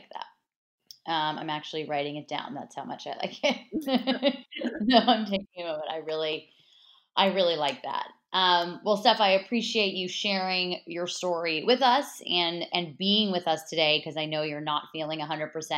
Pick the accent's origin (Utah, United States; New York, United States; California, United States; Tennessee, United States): California, United States; Los Angeles; I'm from Los Angeles, grew up on the Dodgers. My grandparents bought season tickets when the Dodgers moved here in the early 60s